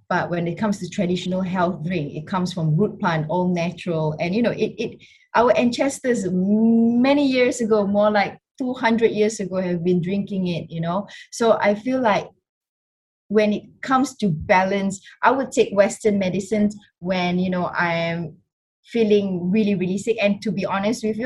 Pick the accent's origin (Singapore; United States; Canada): Singapore; I was born and brought up in Singapore